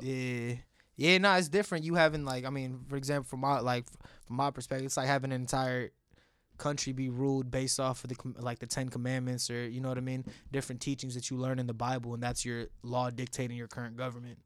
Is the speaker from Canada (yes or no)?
no; Bangalore, Karnataka, India; moved away; I was born in Bangalore, which is like in, uh, Karnataka